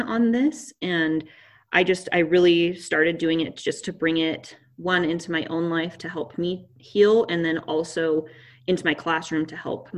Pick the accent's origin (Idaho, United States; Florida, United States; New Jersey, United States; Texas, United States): Idaho, United States; Pocatello; I grew up in Pocatello